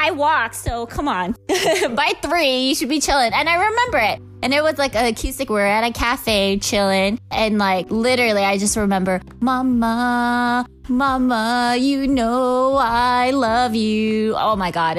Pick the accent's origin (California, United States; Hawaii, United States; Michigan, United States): Hawaii, United States; moved away; I was born and raised in Hawaii